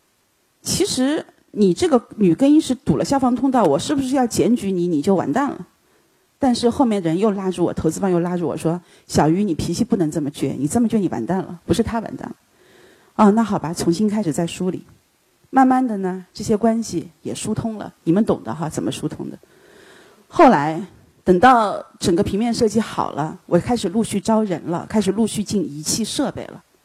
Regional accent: China; 他说：“你是大陆来的吧？”我说：“是的。”

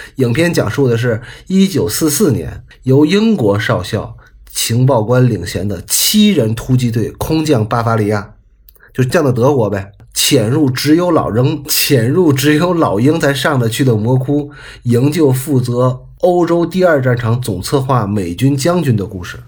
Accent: China; 我们中国人

